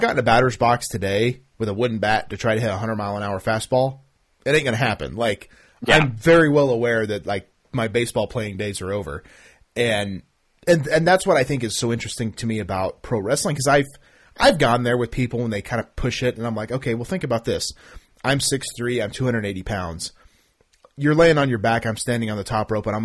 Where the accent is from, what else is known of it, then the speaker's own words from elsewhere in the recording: Oklahoma, United States; I'm obviously from Oklahoma